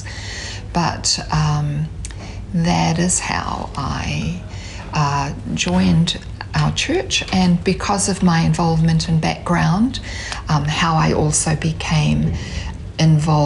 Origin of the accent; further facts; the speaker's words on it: Hamilton, Waikato, New Zealand; I'm from Kirikiriroa, from Hamilton